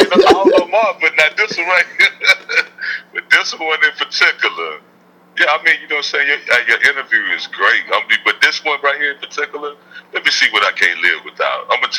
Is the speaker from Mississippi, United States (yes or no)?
yes; Mississippi, United States; You know, I'm from Mississippi, so you know I love Southern soul food.